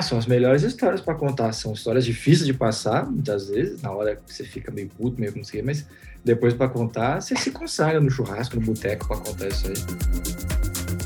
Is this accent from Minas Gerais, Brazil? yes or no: no; São Paulo, Brazil; eu sou de São Paulo